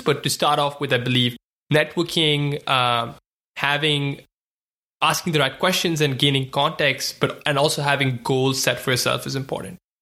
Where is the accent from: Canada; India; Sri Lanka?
India; moved away as an adult; now in United States; was born and raised in India, you know, spent eighteen years of my life there